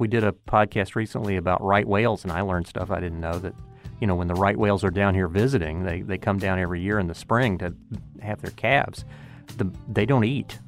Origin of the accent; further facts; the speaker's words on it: Pensacola, Florida, United States; the Pensacola News Journal, my hometown paper